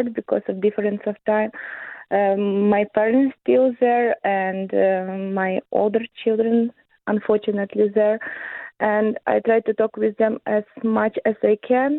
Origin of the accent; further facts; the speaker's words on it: Ukraine; moved away as an adult; also born or lived in Germany; now in London, Canada; I have to leave Ukraine at that time.